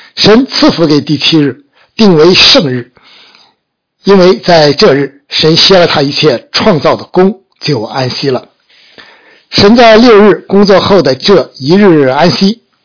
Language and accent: Chinese; China; 我们中国人